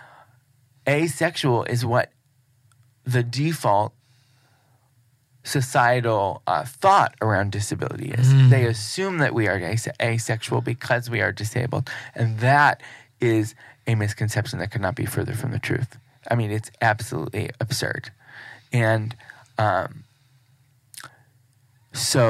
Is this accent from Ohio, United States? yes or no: yes; Cleveland, Ohio, United States; in Cleveland, which is also my hometown